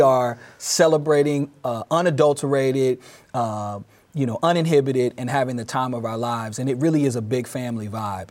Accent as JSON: {"language": "English", "town": "Durham", "region": "North Carolina", "country": "United States", "tie": "born or raised there", "moved": "as an adult", "lives_now": "Peoria, United States", "said": "I moved back to my hometown of North Carolina in twenty twelve in Durham"}